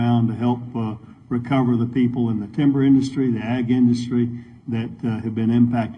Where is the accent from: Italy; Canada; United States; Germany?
United States; Georgia; I'm from Georgia.